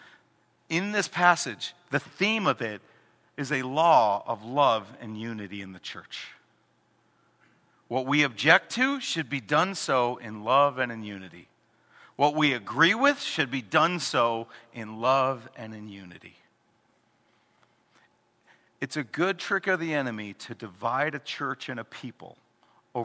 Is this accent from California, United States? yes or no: no; Chicago, Illinois, United States; we're from Chicago